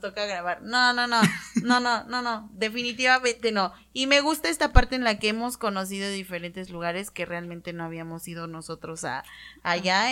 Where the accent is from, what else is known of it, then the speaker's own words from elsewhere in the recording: Tehuacán, Puebla, Mexico; nosotras somos originarias de Tehuacán